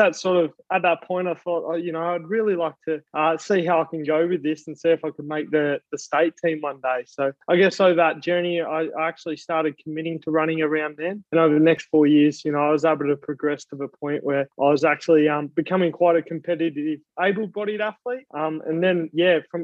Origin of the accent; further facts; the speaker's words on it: Australia; I'm an Australian Paralympian